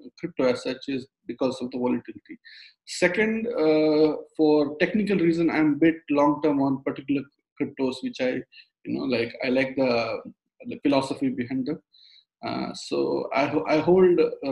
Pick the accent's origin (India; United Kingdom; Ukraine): India; moved away; I'm from India. So when I was in my engineering college days, I used to trade stocks on the exchange over there